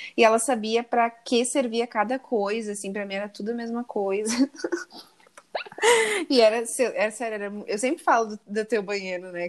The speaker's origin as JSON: {"language": "Portuguese", "town": "Porto Alegre", "region": "Rio Grande do Sul", "country": "Brazil", "moved": "yes", "said": "Eu, eu sou gaúcha, Porto Alegre também"}